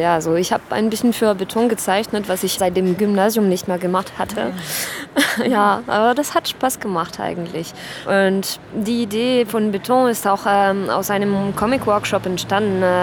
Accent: Arles, Provence-Alpes-Côte d'Azur, France; German is a second language; Genau, ich bin aus Südfrankreich.

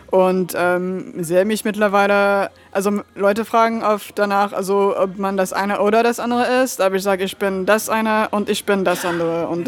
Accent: Lyon, Auvergne-Rhône-Alpes, France; moved away as an adult; now in Berlin, Germany; Äh, ich würde sagen aus Lyon. Also da habe ich äh, die meiste Zeit ähm, in meinem Leben verbracht, äh, so als Kind und dann auch wieder an der Uni.

